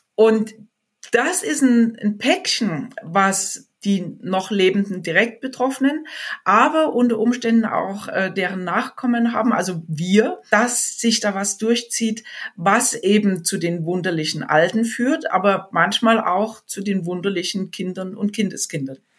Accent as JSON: {"language": "German", "country": "Germany", "said": "bei uns in Deutschland"}